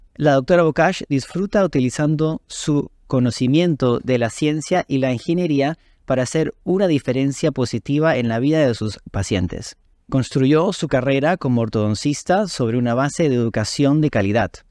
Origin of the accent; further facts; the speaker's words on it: Peru; siendo peruano